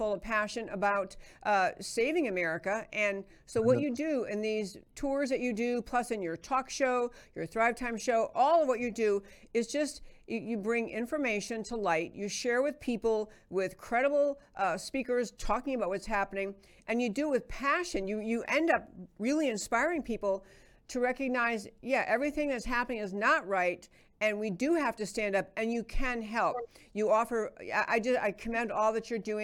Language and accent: English; Texas, United States; also born or lived in Minnesota; it's kind of in the DNA of being a Texan